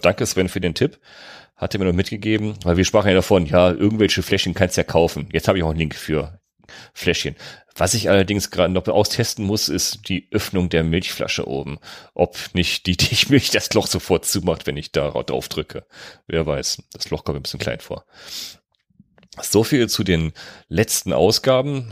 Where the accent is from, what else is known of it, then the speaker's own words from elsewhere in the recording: North Rhine-Westphalia, Germany; Ich komme aus NRW